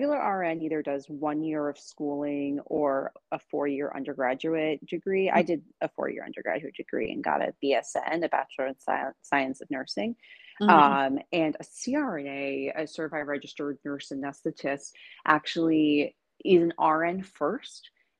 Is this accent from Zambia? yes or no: no; New York City, New York, United States; now in Seattle, United States; I came from New York City and I'm in Seattle